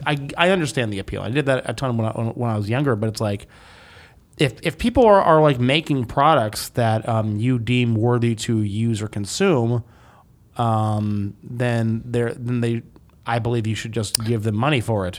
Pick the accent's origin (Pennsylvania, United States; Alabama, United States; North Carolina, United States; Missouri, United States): North Carolina, United States; Greensboro; my hometown, Greensboro, North Carolina.